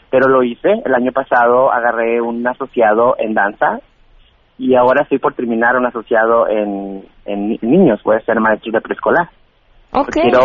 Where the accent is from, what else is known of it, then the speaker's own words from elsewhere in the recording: San José de Gracia, Jalisco, Mexico; moved away as an adult; now in Los Angeles, United States; Un pueblo muy pequeño que se llama San José de Gracia, que es municipio de Tepititlán de Corona, Jalisco. Me salí de mi casa a los 19 años.